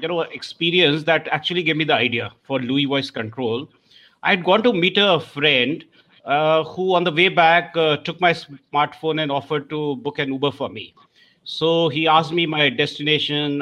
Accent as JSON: {"language": "English", "country": "India", "accent": "Indian", "said": "My Indian accent is very different"}